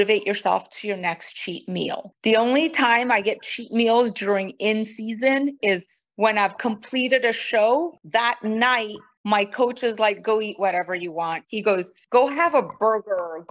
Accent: Brazil; first language Portuguese; English is a second language; moved away as an adult; also born or lived in Kanpur, India; now in United States; I moved to Brazil when I was very, very young and I was raised in Brazil. So Portuguese is really my first language

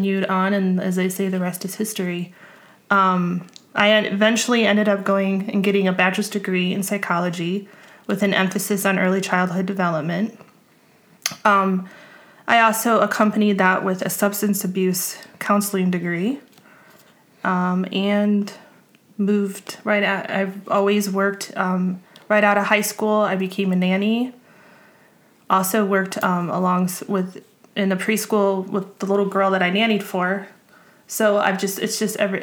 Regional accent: Chicago, Illinois, United States; moved away as an adult; now in West Virginia, United States; I'm from the Chicagoland area

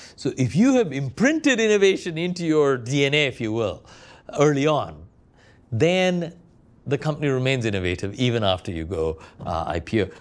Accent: Kochi, Kerala, India; now in London, United Kingdom; I was recently in my hometown of Cochin, India

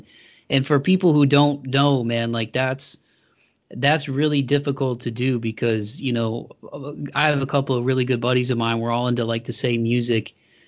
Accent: Toledo, Ohio, United States; my hometown of Toledo is about an hour south of Detroit

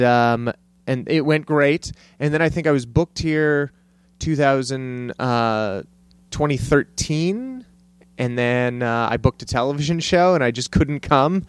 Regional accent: El Paso, Texas, United States; moved away as an adult; also born or lived in Cleveland, Ohio / Santa Fe / San Francisco; I grew up in Texas

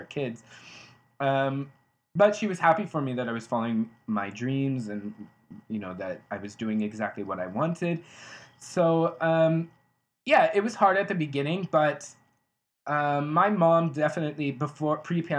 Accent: United States; moved away as an adult; now in Ghent, Belgium; I'm an American

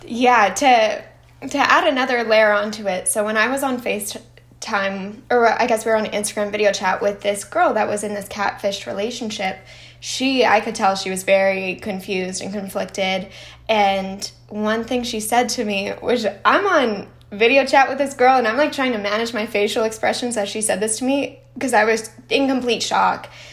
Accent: Canada; I'm Canadian

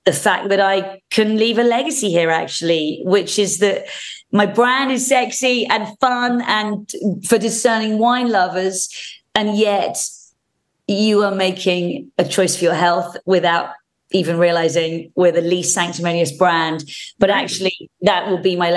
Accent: United Kingdom; also born or lived in Winchester, England; I'm a Brit

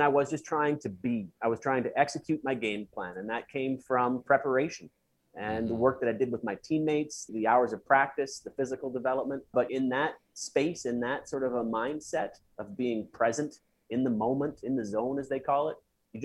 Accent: Russell, Manitoba, Canada; Russell, Manitoba, where I came from.

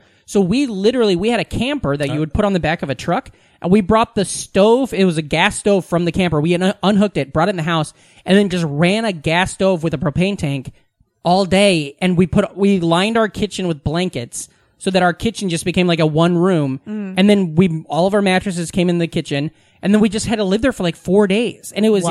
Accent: Iowa, United States; moved away as an adult; now in New York, United States; Because I grew up in a small Iowa town, you know?

